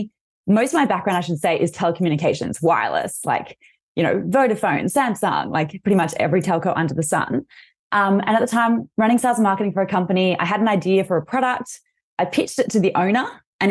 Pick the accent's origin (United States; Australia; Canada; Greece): Australia; accent: Australian; I'm Australian, as you'll hear from my accent, and I'm based in Sydney right now